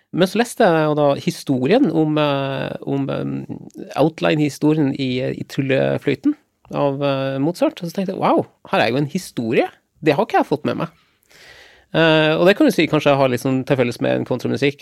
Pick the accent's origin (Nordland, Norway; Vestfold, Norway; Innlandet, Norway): Nordland, Norway; Lofoten; Jeg er 46 år, og jeg kommer ifra Lofoten.